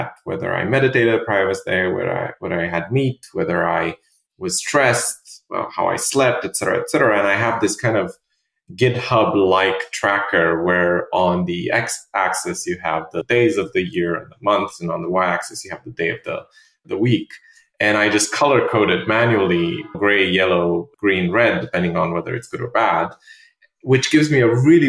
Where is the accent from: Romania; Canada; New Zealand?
Romania; English is a second language; moved away as an adult; also born or lived in London; now in New York, United States